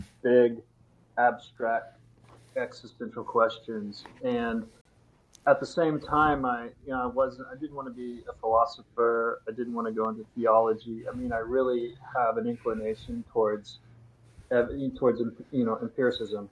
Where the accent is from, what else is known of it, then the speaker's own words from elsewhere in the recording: Missouri, United States; moved away as an adult; also born or lived in United Kingdom / the Dakotas; we are kind of from the Midwest, from Missouri